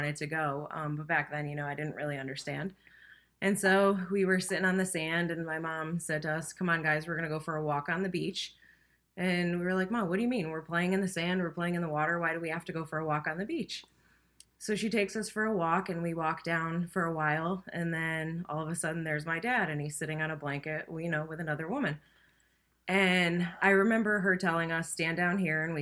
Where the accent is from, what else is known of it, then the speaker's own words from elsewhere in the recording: Hartford, Connecticut, United States; I grew up in Hartford